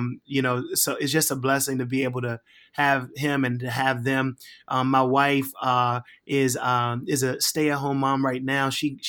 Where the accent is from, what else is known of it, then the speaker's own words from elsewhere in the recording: Richmond, Virginia, United States; So, man, I am I'm originally from Richmond, Virginia. Grew up there, born and raised until, you know, 18.